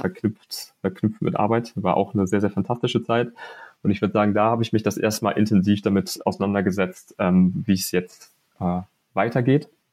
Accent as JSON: {"language": "German", "region": "Hamburg", "country": "Germany", "also_born_or_lived": "Münster", "moved": "yes", "said": "als Hamburger"}